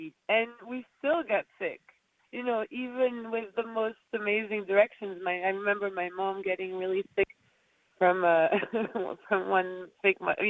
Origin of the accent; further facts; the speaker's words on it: Corsica, France; moved away; We grew up in Corsica, and my dad had a farm-to-table and restaurant